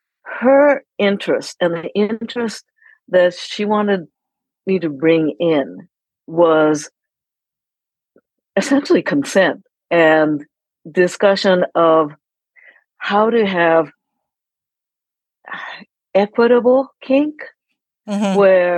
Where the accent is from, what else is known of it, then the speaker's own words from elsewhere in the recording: Japan; moved away; I'm originally from Japan, born and raised, and very much, and not like went to international school, very immersed